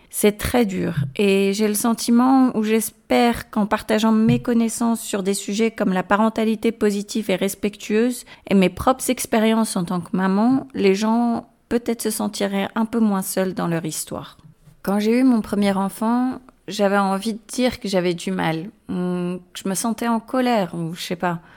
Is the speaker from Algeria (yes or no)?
no; France; moved away as an adult; also born or lived in Agadir, Morocco / London, United Kingdom; now in northern Spain; Je suis née à Agadir au Maroc d'une mère suédoise et d'un père marocain. Et j'ai passé mon adolescence en France, puis j'ai déménagé à Londres pour poursuivre une carrière en finance. Et après pratiquement 17 ans en Angleterre, je vis maintenant principalement dans le nord de l'Espagne.